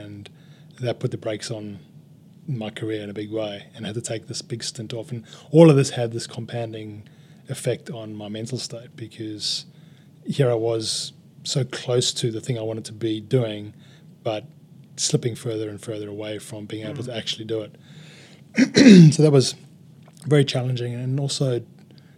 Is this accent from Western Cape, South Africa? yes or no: no; Durban, KwaZulu-Natal, South Africa; moved away as an adult; now in Australia; in Durban, my old hometown